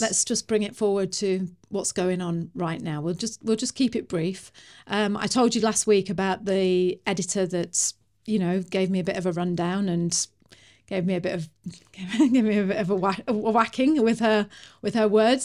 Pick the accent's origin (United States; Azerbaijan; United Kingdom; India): United Kingdom; I'm British.